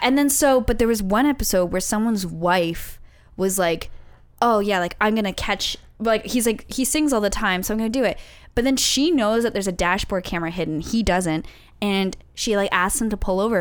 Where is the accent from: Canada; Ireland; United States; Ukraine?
Canada; London, Ontario; moved away; I'm from London, Ontario